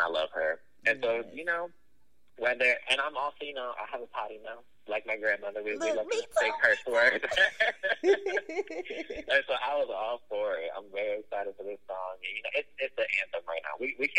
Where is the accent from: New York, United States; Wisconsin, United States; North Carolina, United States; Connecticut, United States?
New York, United States; I grew up north near New York City, where I'm a huge fan of New York City rappers.